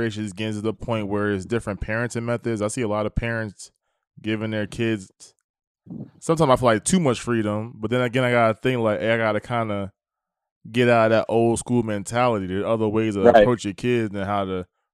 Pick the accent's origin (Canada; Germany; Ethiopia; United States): United States; East Coast; now in the South, United States; I'm in the South, like, you know, I'm from the East Coast.